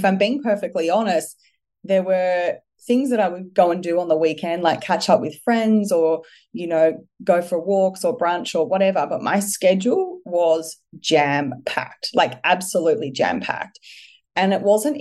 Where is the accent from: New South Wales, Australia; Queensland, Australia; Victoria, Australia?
Victoria, Australia; Melbourne; I'm originally from Melbourne